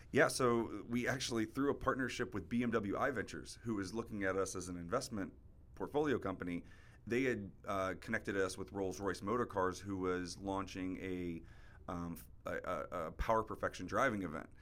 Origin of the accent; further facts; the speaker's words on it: Jacksonville, Florida, United States; moved away as an adult; also born or lived in Singapore; now in South Florida, United States; I'm originally from Jacksonville, so growing up, I'd come down to South Florida pretty often to visit my grandma